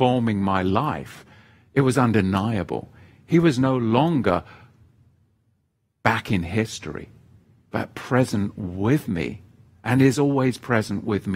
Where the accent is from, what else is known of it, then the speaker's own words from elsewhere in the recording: England, United Kingdom; I grew up in England, the Church of England. And where I grew up, in the village that I grew up, as with many villages in England